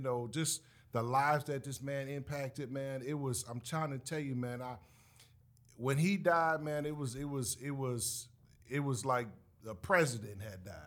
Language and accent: English; the North, United States; us up north.